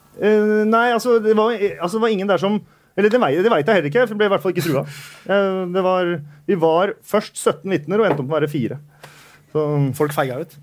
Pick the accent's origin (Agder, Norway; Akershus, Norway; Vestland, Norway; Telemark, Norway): Akershus, Norway; Bærum; jeg er fra Bærum